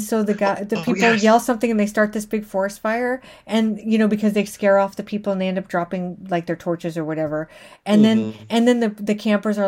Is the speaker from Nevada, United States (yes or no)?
yes; Las Vegas, Nevada, United States; I grew up in Vegas